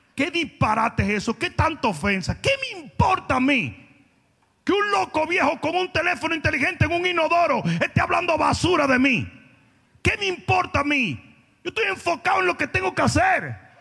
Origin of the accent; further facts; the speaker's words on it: Santo Domingo, Dominican Republic; moved away as an adult; also born or lived in Dallas; Yo vengo de Santo Domingo, donde yo estaba súper mega bien. Yo me crié con esto en un colegio privado